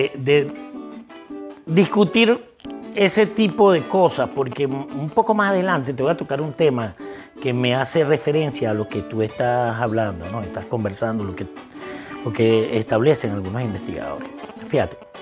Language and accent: Spanish; Vargas, Venezuela; somos, somos gente de Vargas